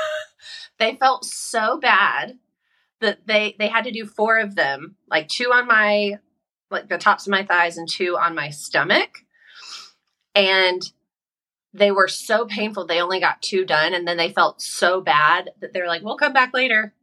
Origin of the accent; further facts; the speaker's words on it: South Carolina, United States; moved away as an adult; now in California, United States; I'm from South Carolina